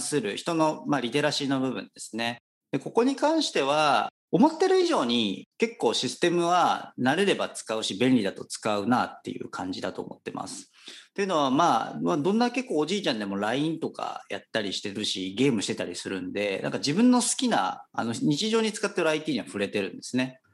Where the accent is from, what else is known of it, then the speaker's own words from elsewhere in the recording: Kitakyushu, Fukuoka, Japan; moved away as an adult; 私もともとあの、福岡県の北九州市という町出身でして